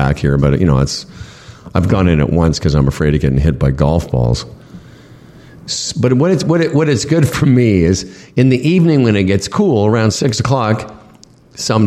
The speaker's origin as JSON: {"language": "English", "town": "Toronto", "region": "Ontario", "country": "Canada", "said": "I was from Toronto, Canada"}